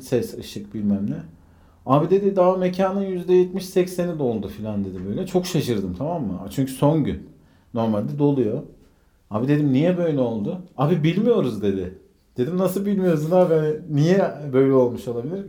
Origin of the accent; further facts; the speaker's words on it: Konya, Turkey; şimdi Konyalıyım ya ben.